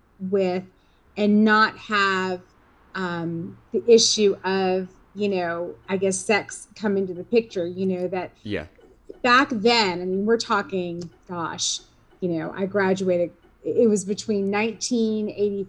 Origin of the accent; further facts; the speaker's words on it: Richmond, Virginia, United States; I grew up in Richmond, Virginia